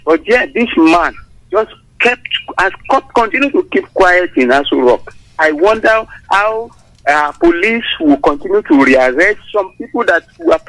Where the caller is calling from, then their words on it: Abeokuta, Ogun State, Nigeria; from Abeokuta.